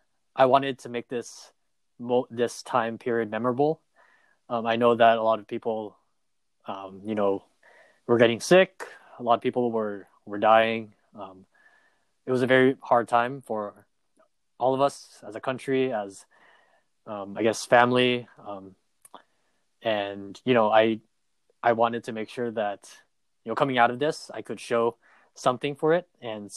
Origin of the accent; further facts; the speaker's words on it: Southern California, United States; we grew up in Southern California